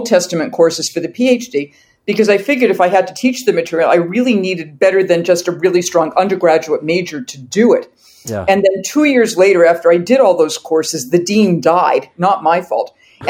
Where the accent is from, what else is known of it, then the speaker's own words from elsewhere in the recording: Massachusetts, United States; I'm from Massachusetts. I'm from southeastern Massachusetts, so I don't have a Boston accent. I put R's in where they do not belong rather than drop them off where they do. I'm from a small town in between the cities of New Bedford and Fall River.